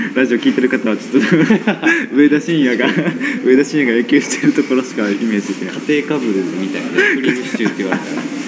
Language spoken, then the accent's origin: Japanese; Kasuga, Fukuoka, Japan; 福岡ですって話で